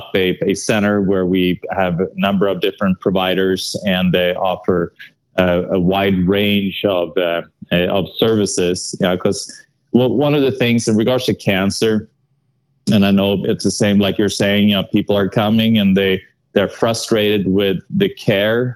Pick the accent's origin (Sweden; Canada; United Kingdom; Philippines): Sweden; English is a second language; moved away; I'm from Sweden, so that accent will probably not leave me